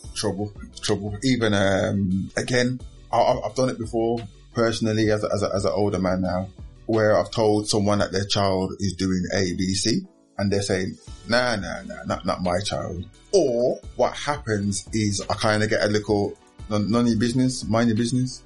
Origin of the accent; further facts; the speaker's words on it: Birmingham, West Midlands, United Kingdom; born and bred in, in Aston until recently. I've only lived in Aston